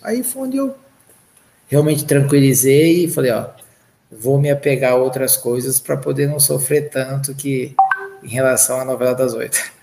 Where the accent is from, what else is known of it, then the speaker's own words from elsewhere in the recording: Andradina, São Paulo, Brazil; moved away; Eu saí de Andradina, interior de São Paulo